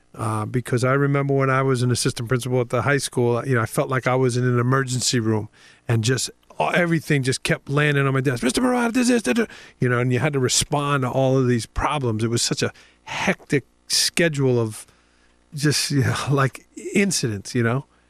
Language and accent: English; New York City, New York, United States; moved away; growing up in Staten Island